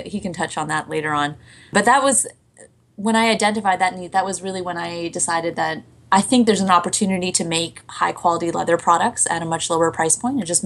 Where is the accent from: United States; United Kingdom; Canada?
Canada; also born or lived in Hong Kong; I'm from Hong Kong, but I grew up in Canada as well